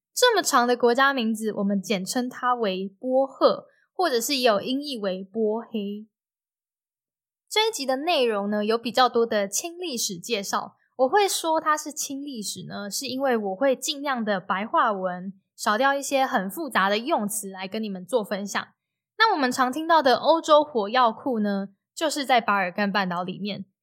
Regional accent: Taiwan; 当我在台湾出生可以喝奶、流口水和安稳地长大的时候

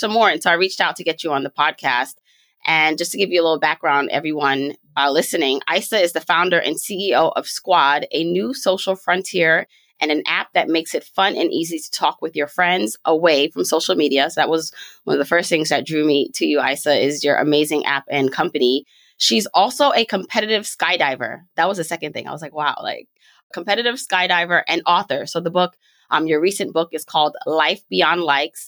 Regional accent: Jamaica; I'm Jamaican.

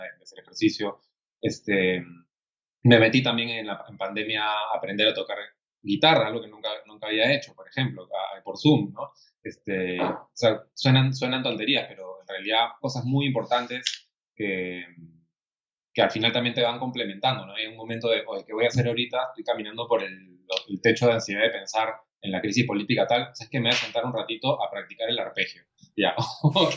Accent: Peru

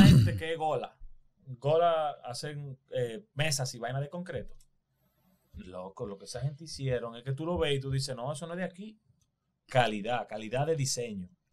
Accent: Dominican Republic; nosotros somos una islita de mierda comparado con Brasil

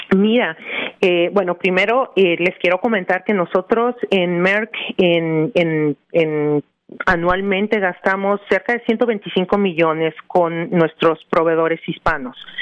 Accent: Mexico City, Mexico; moved away as an adult; now in New Jersey, United States; yo soy mexicana, eh, nacida y educada en la Ciudad de México

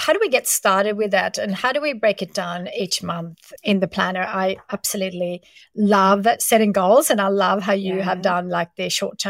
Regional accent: Sweden; now in Australia; I remember when I moved from Sweden to Australia, you know, we're not making a lot of money back then.

